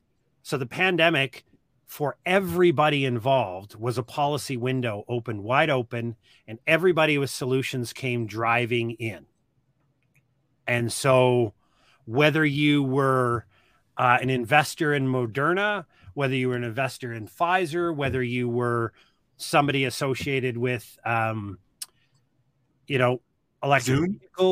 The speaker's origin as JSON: {"language": "English", "town": "Austin", "region": "Texas", "country": "United States", "tie": "born or raised there", "said": "How far could we push the population before y'all came for a drive to my hometown"}